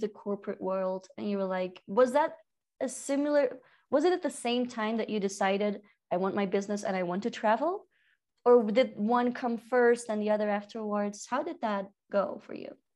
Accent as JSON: {"language": "English", "country": "Belgium", "moved": "yes", "lives_now": "Peru", "said": "I'm from Belgium, living in Peru"}